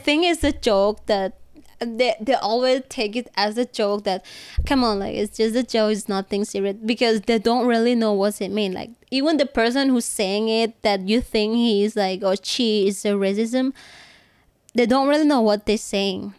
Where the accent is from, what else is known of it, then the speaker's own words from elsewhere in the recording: Bangkok, Thailand; I'm from Bangkok